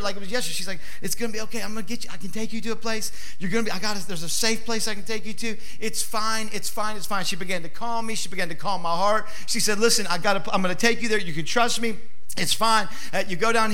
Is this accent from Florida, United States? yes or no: no; Louisville, Kentucky, United States; moved away; I'm from Louisville, Kentucky